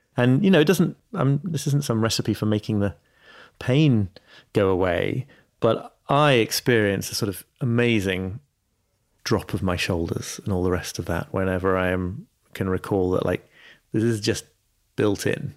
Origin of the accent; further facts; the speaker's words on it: York, Yorkshire and the Humber, United Kingdom; my hometown of York